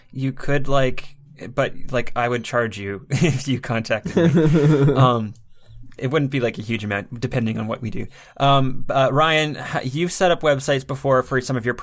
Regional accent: Canada; I'm Canadian

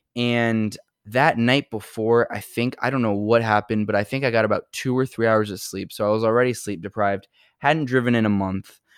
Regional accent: New York City, New York, United States; I'm from New York

